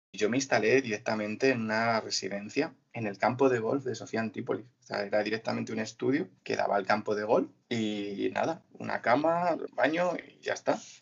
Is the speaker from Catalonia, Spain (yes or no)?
no; Mora, Castilla-La Mancha, Spain; moved away as an adult; also born or lived in Côte d'Azur, France; soy de un pueblo de Toledo que se llama Mora